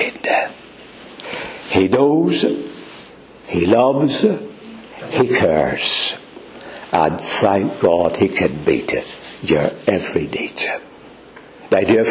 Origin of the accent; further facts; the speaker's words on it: Northern Ireland, United Kingdom; I'm from Northern Ireland